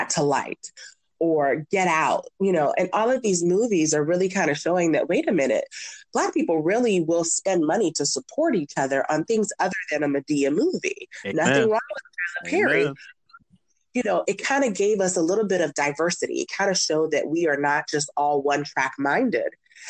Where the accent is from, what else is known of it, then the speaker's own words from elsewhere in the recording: Nigeria; seeing that I'm Nigerian, I sometimes get a little upset about Black Panther